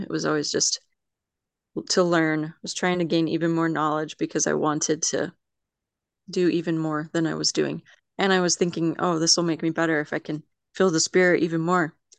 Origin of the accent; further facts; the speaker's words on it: Mountain Home, Idaho, United States; also born or lived in Las Vegas, Nevada / Philadelphia, Pennsylvania; I grew up mainly in Mountain Home, Idaho. So, I've pretty much lived in Idaho